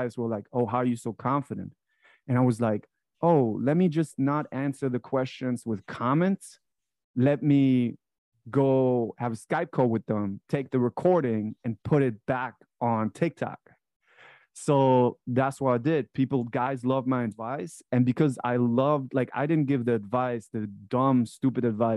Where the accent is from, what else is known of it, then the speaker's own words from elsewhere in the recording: Frankfurt, Hesse, Germany; moved away as an adult; now in United States; I was born in Frankfurt, Germany. That's where I grew up.